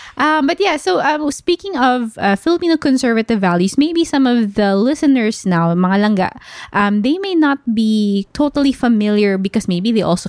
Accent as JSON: {"language": "English", "region": "Dubai", "country": "United Arab Emirates", "tie": "born or raised there", "also_born_or_lived": "Philippines", "said": "When we were growing up, because I grew up here in Dubai, and the Middle Eastern culture is quite conservative in comparison to the Philippines."}